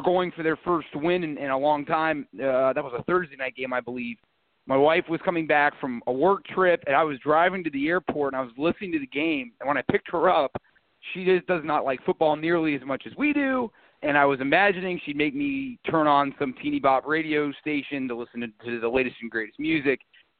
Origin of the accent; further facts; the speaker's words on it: Columbus, Ohio, United States; And growing up in Columbus, you know, I remember when the Indians were great.